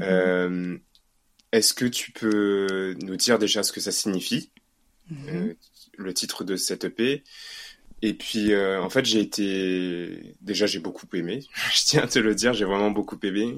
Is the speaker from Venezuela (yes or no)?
no; Réunion; now in Paris, France; nous en tant que Réunionnais